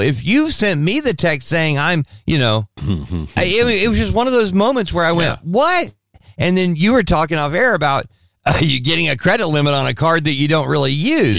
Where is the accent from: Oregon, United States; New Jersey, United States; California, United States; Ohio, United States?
California, United States; Southern; also born or lived in Albuquerque, New Mexico; I grew up in Southern California.